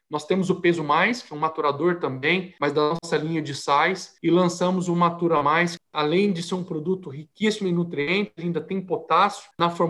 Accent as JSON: {"language": "Portuguese", "region": "Minas Gerais", "country": "Brazil", "said": "Sou mineiro, como você falou, né? É, e o pai né, vinha de uma família de, de imigrantes a, ah, da Suécia, né?"}